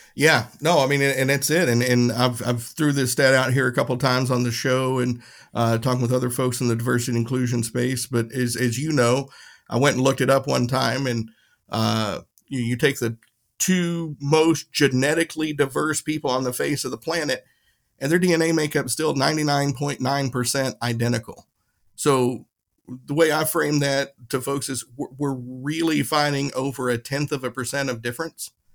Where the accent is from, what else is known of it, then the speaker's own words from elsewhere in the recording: Tennessee, United States; My town in, in Tennessee, you had the, the, the white side of town and the whiter side of town. That was it. There was no white or black side in my, my hometown